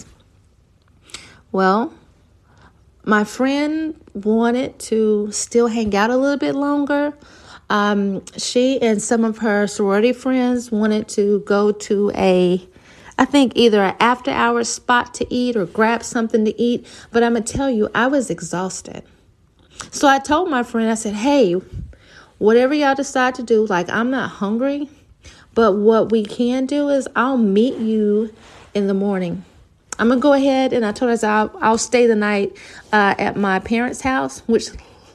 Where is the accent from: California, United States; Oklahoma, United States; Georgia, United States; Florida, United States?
Oklahoma, United States; moved away as an adult; now in Texas, United States; I'm from Oklahoma